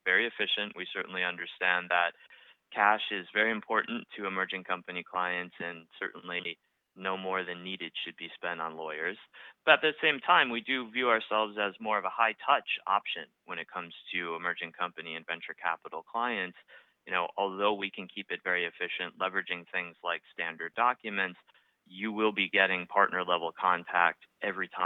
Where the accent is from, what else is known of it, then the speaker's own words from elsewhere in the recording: outside of Boston, Massachusetts, United States; also born or lived in Vail, Colorado, United States; I grew up outside of Boston, so it's also my hometown